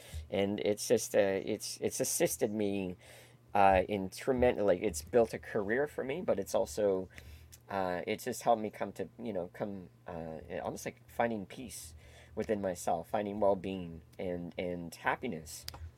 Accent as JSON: {"language": "English", "town": "Toronto", "region": "Ontario", "country": "Canada", "tie": "born or raised there", "said": "But I grew up in Etobicoke, a suburb of Toronto."}